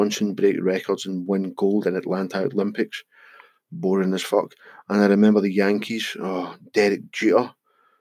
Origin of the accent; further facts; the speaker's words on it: Scotland, United Kingdom; we're Scottish